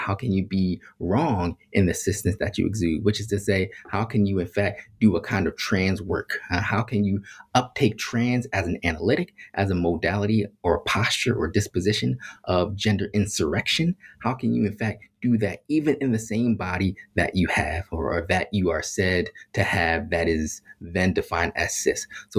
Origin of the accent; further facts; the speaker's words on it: Philadelphia, Pennsylvania, United States; So I grew up in Philadelphia around a whole bunch of Black folks